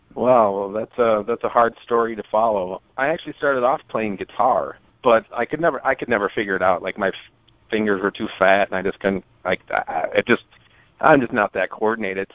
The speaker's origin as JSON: {"language": "English", "region": "Minnesota", "country": "United States", "said": "I'm from Minnesota"}